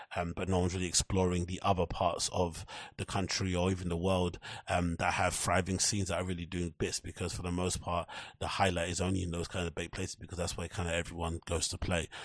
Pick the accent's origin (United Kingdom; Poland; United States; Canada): United Kingdom; as U K people, as British people